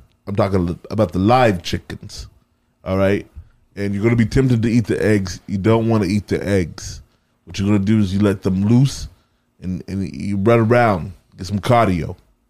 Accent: Boston, Massachusetts, United States; You know I'm from Boston.

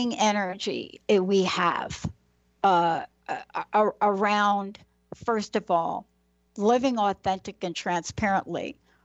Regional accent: New York City, New York, United States; When I was young, I'm a girl from the Bronx, New York.

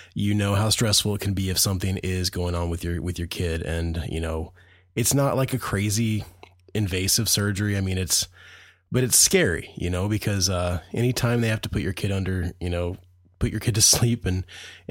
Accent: Indiana, United States; moved away as an adult; also born or lived in Gulf Shores, Alabama; growing up in Indiana, which is where I'm from.

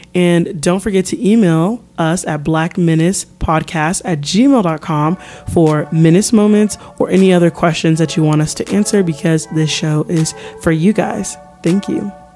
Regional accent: Midwest, United States; I'm from the Midwest. You got, Chicago's a city, but we're in the Midwest and we own it.

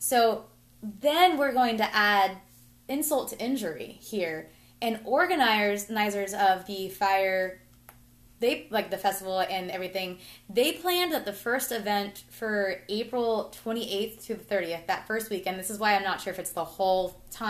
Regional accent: United States; I'm going to show my ignorance for being an American sometimes

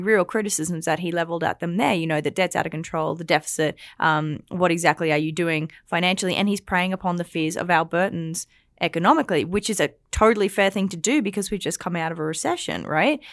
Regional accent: Australia; now in Alberta, Canada; I'm Australian

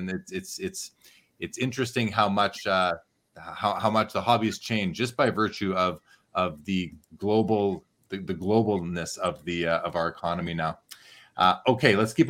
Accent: Winnipeg, Manitoba, Canada; I grew up in Winnipeg

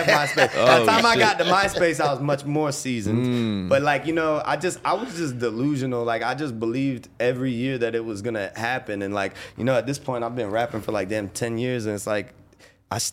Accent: Winter Springs, Florida, United States; from Orlando. I'm from Winter Springs

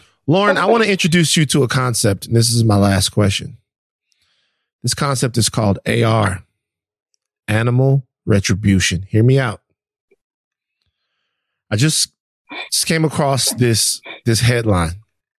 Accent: Baton Rouge, Louisiana, United States; I'm from Baton Rouge, Louisiana.

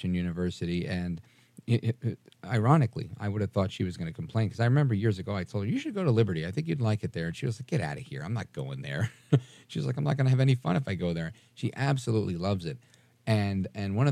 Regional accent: New York City, New York, United States; I was raised Catholic in Brooklyn, New York

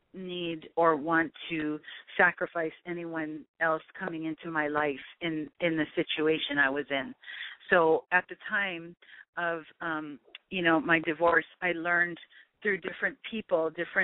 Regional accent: Hawaii, United States; And particularly for me and growing up in Hawaii, we were never taught to, like, you know, love ourselves or hug ourselves.

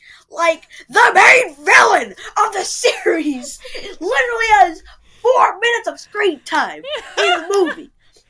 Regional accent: United States; I am American

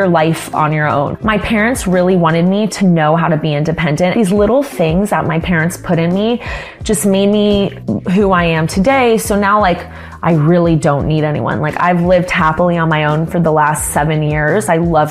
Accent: Miami Beach, Florida, United States; also born or lived in Savannah / New York; I'm born and raised in Miami Beach.

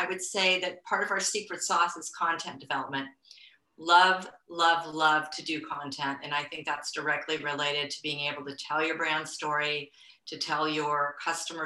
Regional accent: Ohio, United States; I was born in Ohio, and we had this huge farm set up

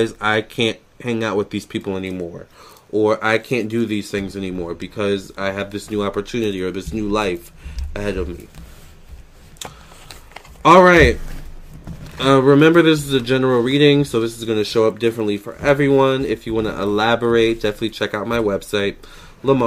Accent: Virginia, United States; I'm from Virginia

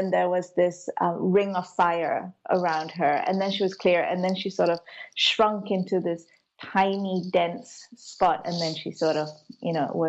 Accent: Malaysia; I grew up in Malaysia, but I was brought up a Hindu. You know, I've got a Sri Lankan ancestry

